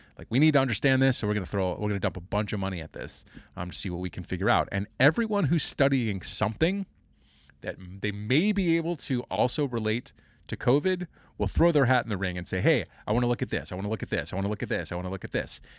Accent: Kansas City, United States; moved away; also born or lived in Indiana; I grew up in Kansas City

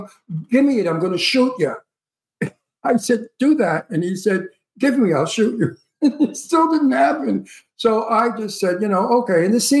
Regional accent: New York City, New York, United States; accent: Brooklyn; moved away; also born or lived in Long Island; I play always a Brooklyn gangster because of my accent, and I'm from Brooklyn.

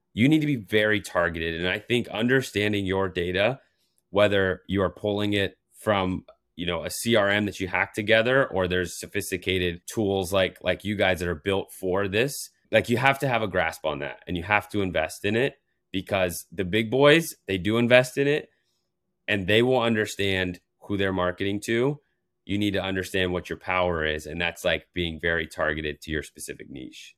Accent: Colorado, United States; now in New York, United States; I'm from Colorado

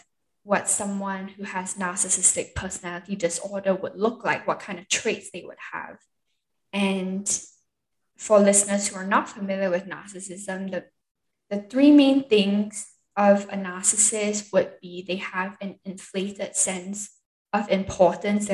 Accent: Singapore; also born or lived in Seattle, Washington, United States; now in Utah, United States; I'm originally from Singapore, born and raised.

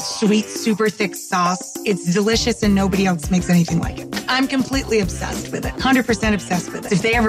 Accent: Queensbury, New York, United States; my hometown, Queensbury, New York

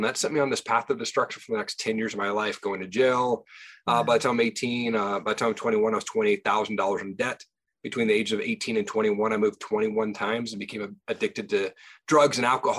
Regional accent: Tri-Cities, Washington, United States; moved away as an adult; also born or lived in Seattle, Washington; now in Idaho, United States; Yeah, I grew up in Tri-Cities, Washington.

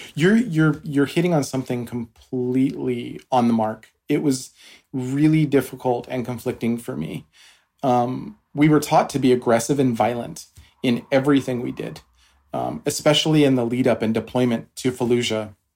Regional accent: Washington, United States; moved away; also born or lived in Albuquerque, New Mexico / East Coast, United States; I grew up in New Mexico in Albuquerque, and I my family moved to Washington State for uh, most of my older childhood years. So I did my high school there

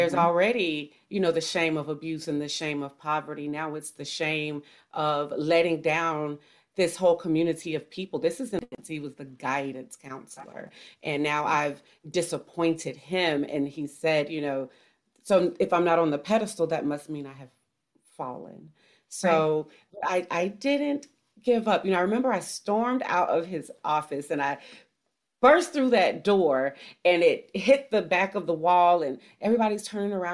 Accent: Mississippi, United States; also born or lived in Florida; now in Georgia, United States; I grew up in poverty in Mississippi

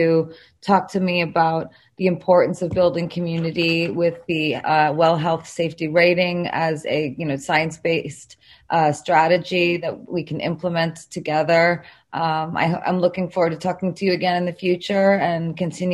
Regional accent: New York City, New York, United States; I'm from New York. I was there when the Twin Towers were hit.

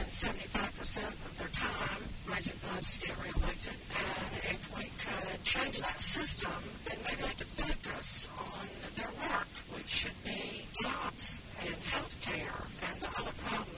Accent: Raleigh, North Carolina, United States; I'm from Raleigh, and I'm 28 years old.

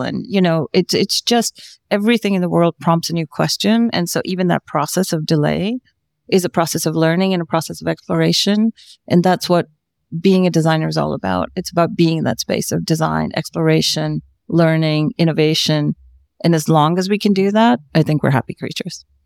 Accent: South India, India; I come from the land of Bollywood

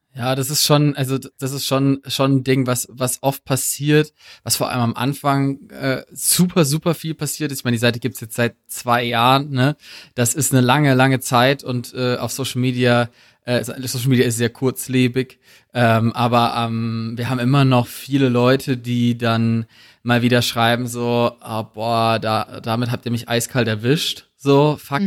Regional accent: Black Forest, Baden-Württemberg, Germany; moved away as an adult; ich komme aus, ursprünglich aus dem Schwarzwald

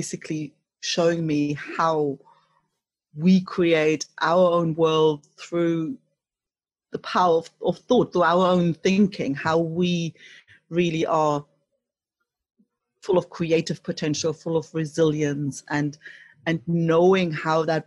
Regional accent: East Germany, Germany; moved away; growing up in East Germany, you know, when the wall was still up

